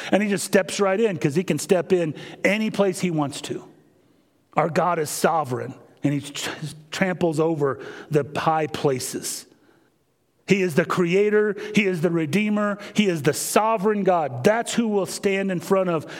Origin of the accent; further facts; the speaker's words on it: Kansas, United States; moved away; Growing up in Kansas